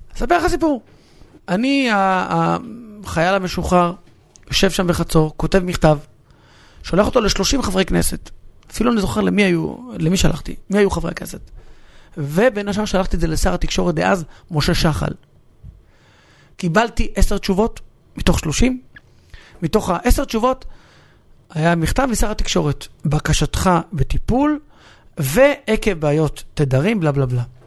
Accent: Hatzor HaGlilit, Northern District, Israel; שנינו באים מאותו מקום. אני בא מחצור, ושנינו לא עזבנו את המקום שממנו באנו

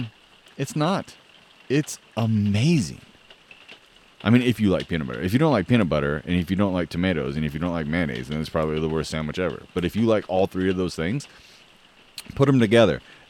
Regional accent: the Northwest, Pacific Northwest, United States; I'm from the Northwest

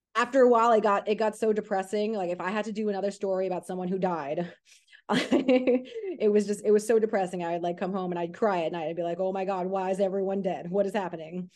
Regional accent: New York City, New York, United States; moved away as an adult; now in Los Angeles, United States; I grew up in Queens, New York.

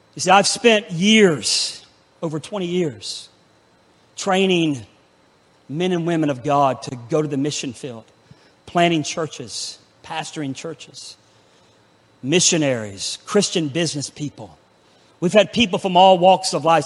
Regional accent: Pensacola, Florida, United States; my hometown of Pensacola, Florida

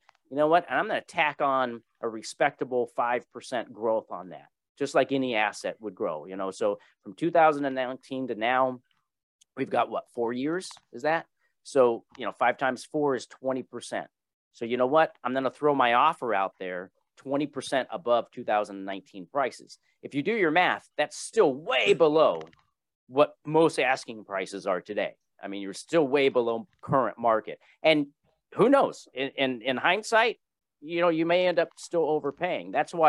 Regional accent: Louisville, Kentucky, United States; born there; My brother was born in Pennsylvania. I was born in Louisville, Kentucky.

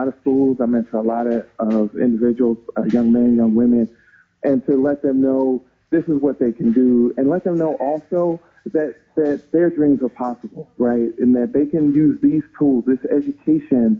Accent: Baltimore, Maryland, United States; I'm from Baltimore City, East Baltimore in particular

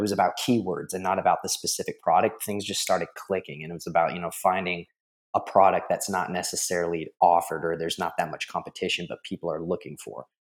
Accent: San Antonio, Texas, United States; I'm from San Antonio, Texas

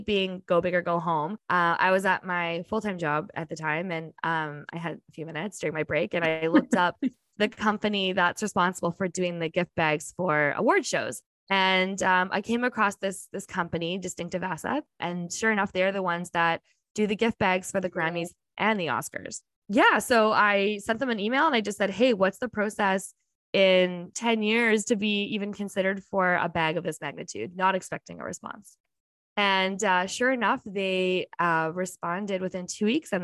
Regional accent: Winnipeg, Manitoba, Canada; I'm from here, there is no place like Winnipeg and Manitoba

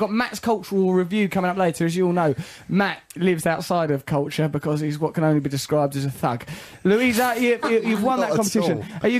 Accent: England, United Kingdom; I'm an English person.

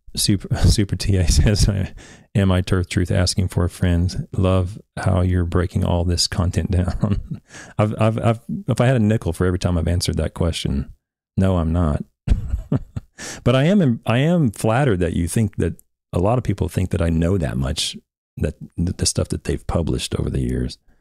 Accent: Oklahoma, United States; I'm from Oklahoma, and, and I'm from a little town in Oklahoma that no one's even heard

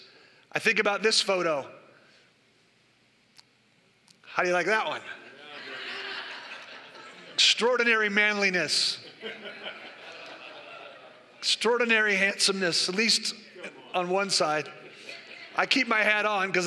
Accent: the Bay Area, California, United States; I'm from the Bay Area

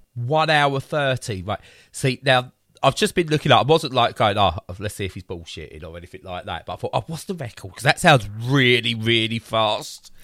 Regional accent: Romford, London, United Kingdom; I'm from Romford

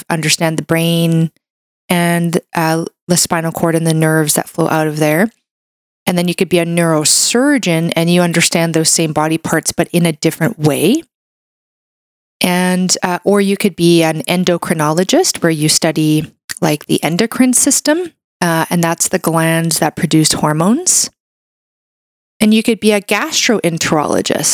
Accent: Brazil; now in Canada; I was raised in Brazil. I was born in Brazil

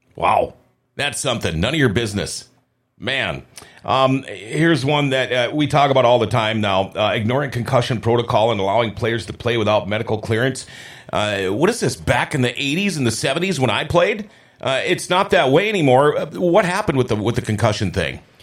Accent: Thief River Falls, Minnesota, United States; I'm from Thief River Falls

